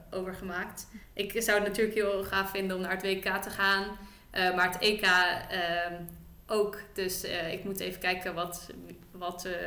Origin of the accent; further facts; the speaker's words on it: Netherlands; En als Nederlandse, nou ja, dan kun je daar misschien voor een medaille gaan lopen.